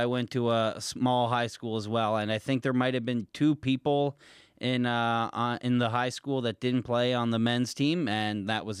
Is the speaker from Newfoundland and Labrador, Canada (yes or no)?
no; New Brunswick, Canada; I guess I'm Canadian, and I've never heard of Houston, British Columbia, but I'm going to give myself some slack since I'm from New Brunswick and not British Columbia.